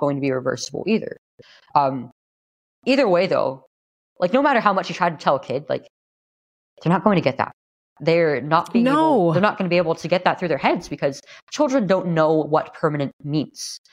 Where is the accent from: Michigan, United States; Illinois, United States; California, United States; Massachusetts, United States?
California, United States; here in California, my home state